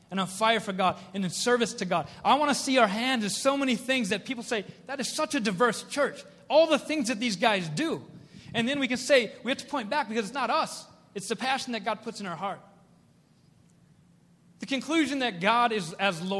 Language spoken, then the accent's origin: English; Minnesota, United States; also born or lived in South Korea; I was adopted by a family in Minnesota